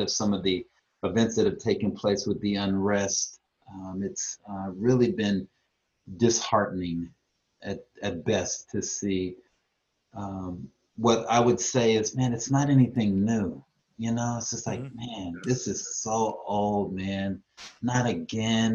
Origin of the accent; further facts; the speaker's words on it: Tacoma, Washington, United States; also born or lived in Louisiana; now in Atlanta, United States; living in Atlanta is so different than growing up in Tacoma.